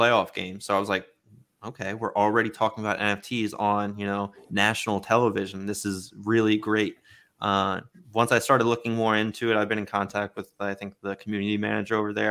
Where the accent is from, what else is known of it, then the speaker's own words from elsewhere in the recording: Baltimore, Maryland, United States; I was born in Baltimore and, uh, grew up an Orioles fan